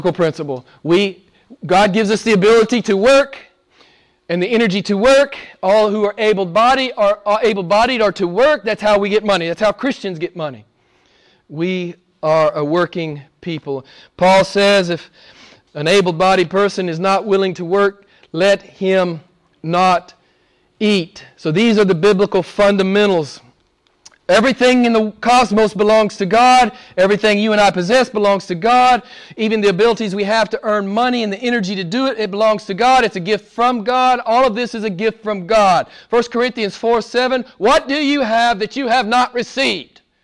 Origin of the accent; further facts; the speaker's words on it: United States; moved away; I'm an American